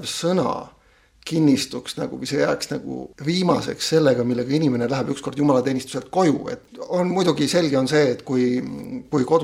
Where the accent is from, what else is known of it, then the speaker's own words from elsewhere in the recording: Kohila, Rapla County, Estonia; also born or lived in Pärnu; now in Viljandi, Estonia; mina sündisin pastori peres Pärnu metodisti koguduse keskel, sealt kolisime Kohilasse, usule tulin Kohila baptisti koguduses